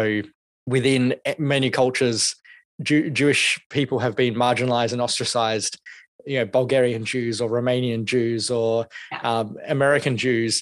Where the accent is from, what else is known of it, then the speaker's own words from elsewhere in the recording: Australia; from my perspective as an Australian, as an Asian, with a Anglo name